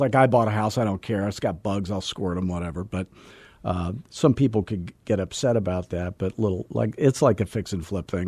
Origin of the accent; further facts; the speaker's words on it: Scottsdale, Arizona, United States; I'm from Scottsdale